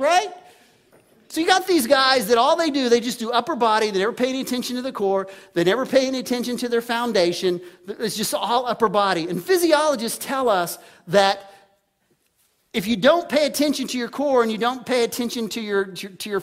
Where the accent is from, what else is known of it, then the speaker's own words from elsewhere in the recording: Texas, United States; I grew up in Texas